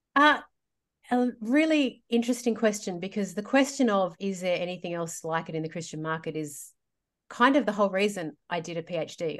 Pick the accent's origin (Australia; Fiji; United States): Australia; Sydney, New South Wales; I'm from Sydney. I grew up here.